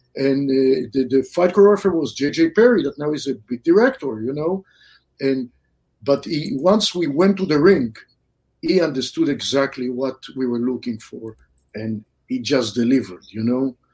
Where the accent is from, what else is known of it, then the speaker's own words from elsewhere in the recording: Israel; moved away as an adult; also born or lived in Southern California; now in California, United States; I grew up in Israel. Then I moved to California, Southern California.